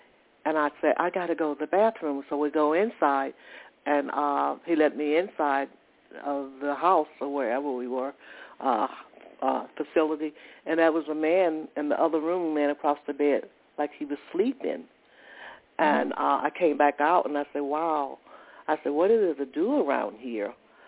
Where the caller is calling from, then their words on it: Georgia, United States; I'm calling from Georgia.